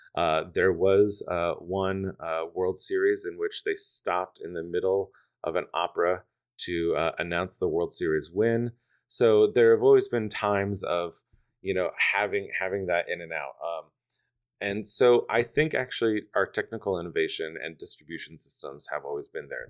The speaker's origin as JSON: {"language": "English", "town": "Stroudsburg", "region": "Pennsylvania", "country": "United States", "also_born_or_lived": "New York City", "moved": "yes", "lives_now": "Detroit, United States", "said": "I'm from a small town in the Poconos, Stroudsburg, Pennsylvania"}